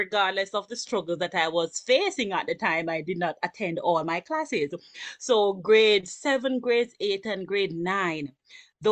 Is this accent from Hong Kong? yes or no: no; Kingston, Jamaica; I grew up in the Mountain View community, from Mountain View to the Greenwich Town community